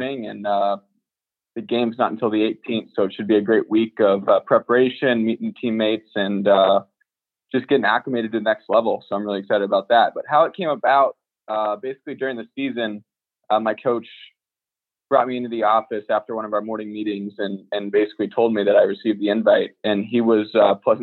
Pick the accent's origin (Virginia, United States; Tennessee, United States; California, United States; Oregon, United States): California, United States; Danville; moved away as an adult; also born or lived in Oakland; I went to a suburban high school in my hometown of Danville